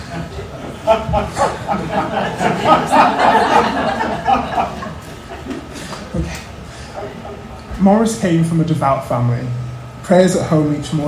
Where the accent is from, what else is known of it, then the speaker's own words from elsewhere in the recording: Manchester, North West England, United Kingdom; moved away as an adult; also born or lived in Cambridge; I grew up in Manchester, I went to University of the South in Cambridge